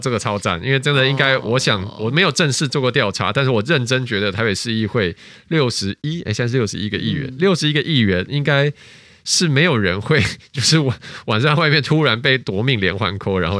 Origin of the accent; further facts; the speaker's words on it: Taiwan; 但其实我没有啊，我从小就在台湾长大。